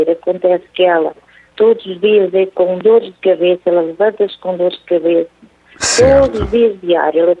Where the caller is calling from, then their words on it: Aveiro, Aveiro District, Portugal; Aveiro, Padre Reginaldo.